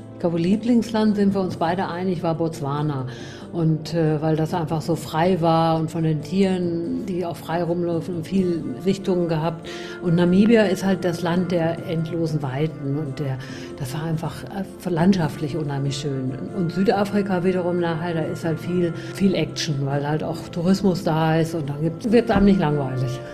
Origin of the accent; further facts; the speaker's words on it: Gütersloh, North Rhine-Westphalia, Germany; moved away; Ich äh, bin, wie du schon gesagt hast, aus Gütersloh ähm, geboren und dann über Umwegen ein bisschen quer durch Deutschland und wieder nach Gütersloh zurückgekommen